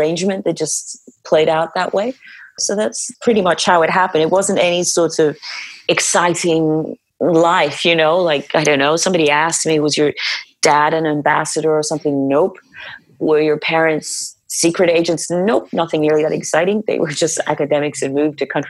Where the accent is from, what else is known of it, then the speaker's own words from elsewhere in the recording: Nigeria; moved away as an adult; when I think about my life in Nigeria, I know that if I needed a job, it was a phone call away